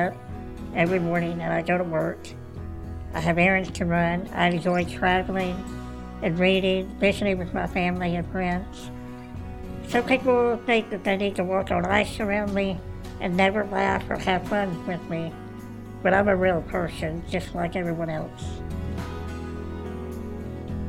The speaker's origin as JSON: {"language": "English", "town": "Dallas", "region": "Texas", "country": "United States", "tie": "born or raised there", "said": "I grew up in Dallas, Texas, living with my parents and my three younger brothers."}